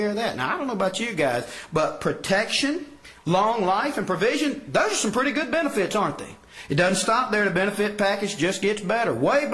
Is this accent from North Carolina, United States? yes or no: yes; Person County, North Carolina, United States; I was born and raised here in Person County